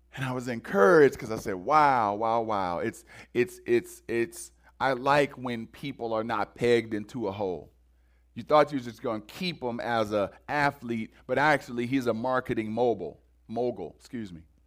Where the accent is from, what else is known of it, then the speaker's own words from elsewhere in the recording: Cleveland, Ohio, United States; moved away; I'm originally from Cleveland